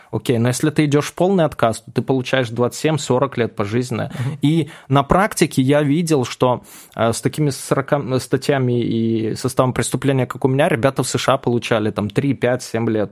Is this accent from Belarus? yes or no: yes; Belarus; moved away as an adult; now in Moscow, Russia; я сам белорус как бы по рождению и жил там, вот в Москве я 5 лет всего живу